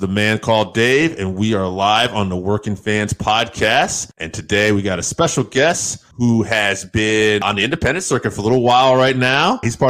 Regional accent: Connecticut, United States; I'm from Connecticut as well.

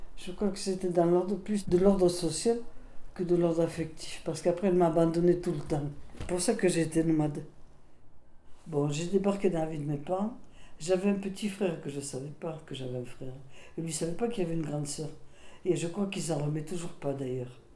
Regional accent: Alsace, Grand Est, France; first language Alsatian; French is a second language; moved away; also born or lived in Melun / Burgos, Spain / Basque Country; j'ai été éduquée en Alsace. J'ai parlé de ma première langue, l'alsacien

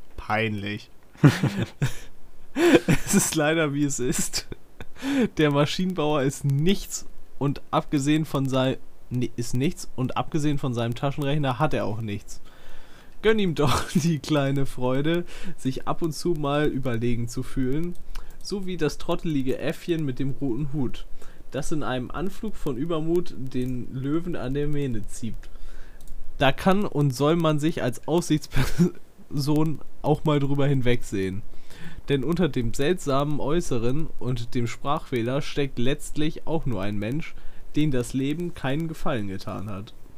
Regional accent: Northern Germany, Germany; bei uns in Norddeutschland gibt es auch schon immer so, so hier Oktoberfest, Bayernwoche und sowas

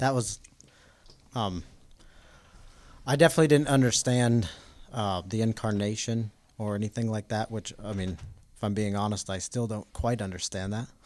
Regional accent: Denver, Colorado, United States; I grew up in Denver, Colorado

